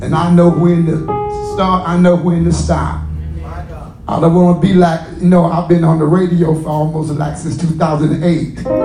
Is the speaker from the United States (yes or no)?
yes; the South, United States; I'm from the South.